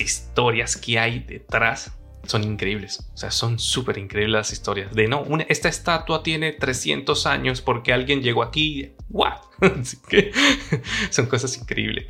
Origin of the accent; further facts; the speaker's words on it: San Cristóbal, Táchira, Venezuela; moved away as an adult; now in Madrid, Spain; Yo soy de San Cristóbal, casi frontera con Colombia